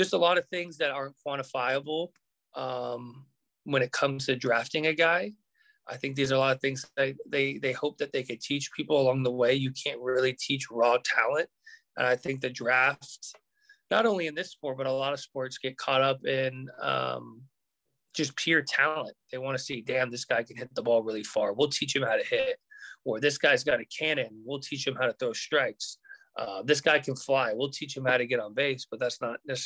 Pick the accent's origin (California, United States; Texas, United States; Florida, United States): California, United States; Southern; growing up in Southern California